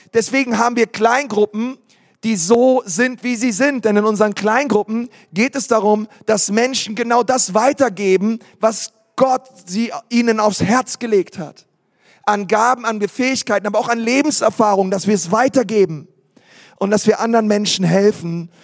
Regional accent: Berlin, Germany; ich bin in Berlin geboren

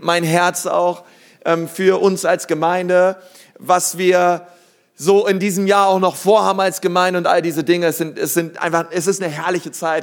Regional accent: Berlin, Germany; now in Nuremberg, Germany; ich komme aus Berlin

